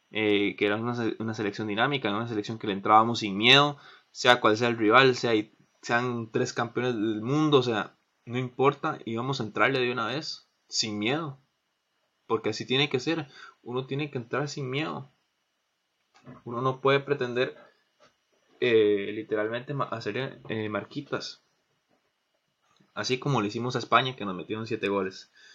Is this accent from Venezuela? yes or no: no; Pérez Zeledón, San José, Costa Rica; Yo soy de Pérez